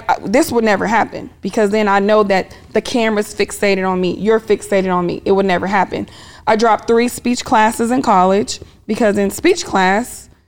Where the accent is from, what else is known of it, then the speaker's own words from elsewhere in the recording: Topeka, Kansas, United States; also born or lived in Germany; now in Atlanta, United States; Born in Germany because I was in the military lived all over, but I claim Kansas, Topeka, Kansas to be exact.